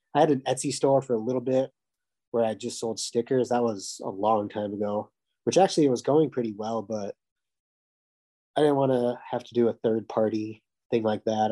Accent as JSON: {"language": "English", "region": "Minnesota", "country": "United States", "moved": "yes", "lives_now": "Fargo, United States", "said": "I'm from Minnesota"}